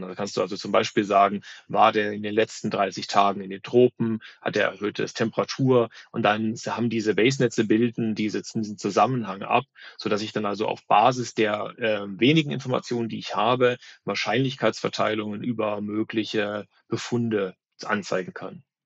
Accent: North Hesse, Germany; born or raised there; also born or lived in Berlin

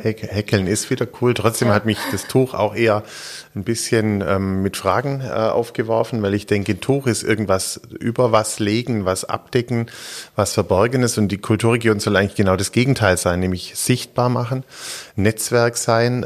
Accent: Ludwigsburg, Baden-Württemberg, Germany; also born or lived in Stuttgart; Gebürtiger Stuttgarter, wirklich hier im Jahr 75, drei Tage Stuttgart und dann danach 19 Jahre Ludwigsburg

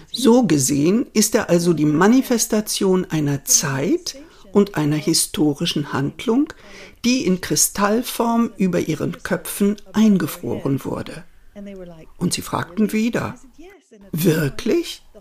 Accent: Spain; born there; Denn ich bin in Spanien geboren und meine Mutter kennt sich aus mit spanischer und italienischer Kunst.

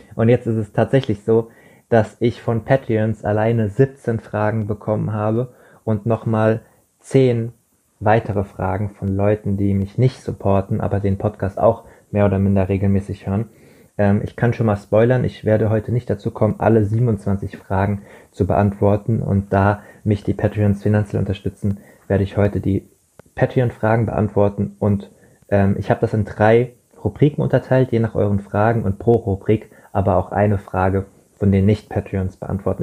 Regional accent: Rheingau, near Wiesbaden, Hesse, Germany; moved away; in meiner Heimat, in meiner alten Heimat im Rheingau, in der Nähe von Wiesbaden am schönen Rhein

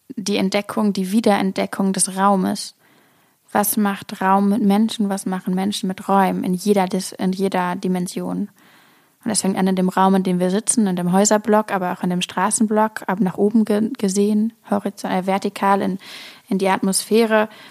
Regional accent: Hamburg, Germany; now in Berlin, Germany; Ich komme aus Hamburg

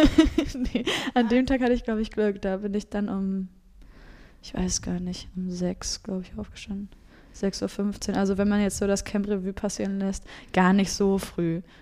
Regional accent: Rostock, Mecklenburg-Vorpommern, Germany; aus meiner Heimat da, aus Rostock

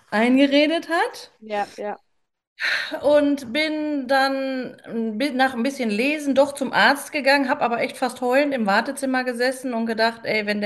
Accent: Paderborn, North Rhine-Westphalia, Germany; ich komme aus Paderborn, bin 47 mittlerweile

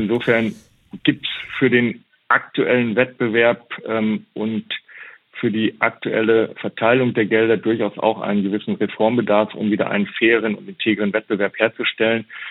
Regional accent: Germany; jeder, der in Deutschland mit der Bundesliga groß wird, ähm, und ich bin ein Kind der Bundesliga

